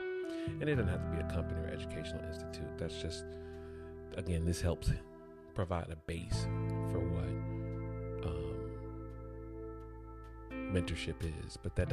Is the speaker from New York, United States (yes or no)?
no; Atlanta, Georgia, United States; I grew up in Atlanta, Georgia